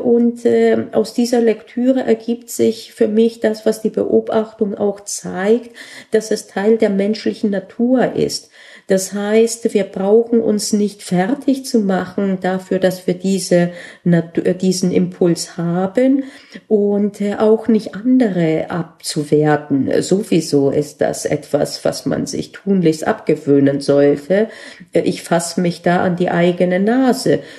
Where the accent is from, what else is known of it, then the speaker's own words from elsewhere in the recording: Bavaria, Germany; bei uns in Bayern